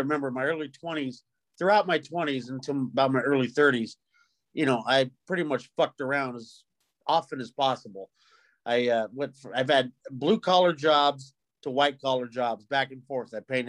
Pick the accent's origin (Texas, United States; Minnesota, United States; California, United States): California, United States; also born or lived in Colorado Springs / San Francisco / Brooklyn / Chicago; I'm born and raised in Southern California. I've lived in Colorado Springs, Colorado. I came back to Southern California to finish high school.